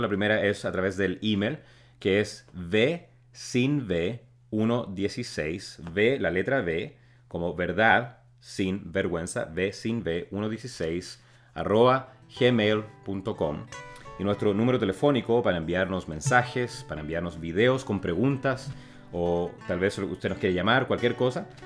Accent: Chile; now in Texas, United States; soy originalmente de Chile, pero en estos momentos vivo en Texas

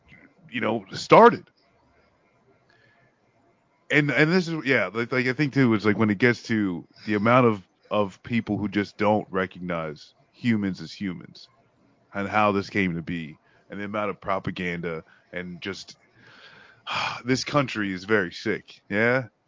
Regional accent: United States; I've only really experienced it as an American

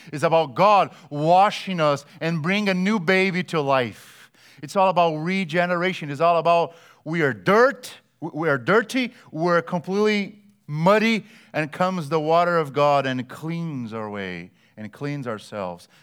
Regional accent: Brazil; moved away; I grew up in Brazil

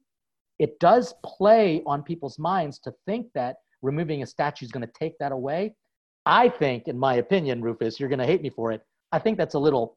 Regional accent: Philippines; now in United States; as a Filipino priest

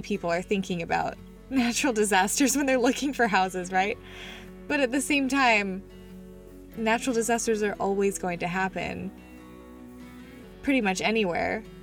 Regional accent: Utah, United States; we grew up in Utah.

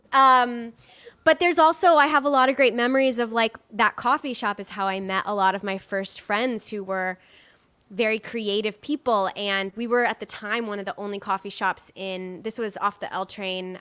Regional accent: North Bend, Nebraska, United States; moved away; I grew up in Nebraska, in a really small town in Nebraska

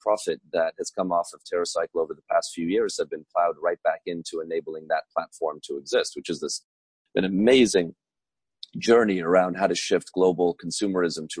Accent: Budapest, Hungary; now in Trenton, United States; I was born in 1982 in Budapest, which at the time was still communist, under the Iron Curtain.

